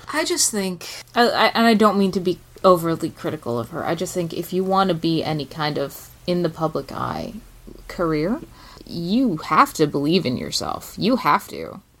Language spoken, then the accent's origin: English; England, United Kingdom; moved away as an adult; now in United States; I'm British. My father's British. I grew up in England. I didn't live in America until I was an adult